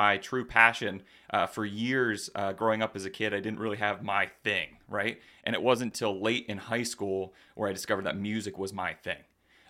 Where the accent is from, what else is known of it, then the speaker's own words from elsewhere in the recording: Lancaster, Pennsylvania, United States; Yeah, Lancaster. You know, born and raised in Lancaster, and you know, that was the big city. Lancaster was the big city.